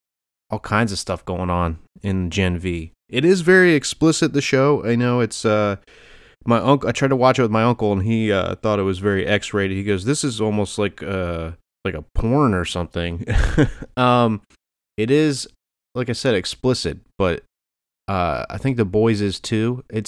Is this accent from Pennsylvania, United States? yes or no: yes; Easton, Pennsylvania, United States; also born or lived in Phillipsburg, New Jersey; I went home to Easton, PA, Phillipsburg, New Jersey, and I went to see my cousin's film.